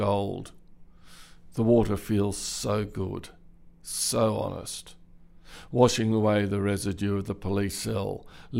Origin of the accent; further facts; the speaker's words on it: Canberra, Australian Capital Territory, Australia; also born or lived in Bathurst; So I grew up in Canberra, the bush capital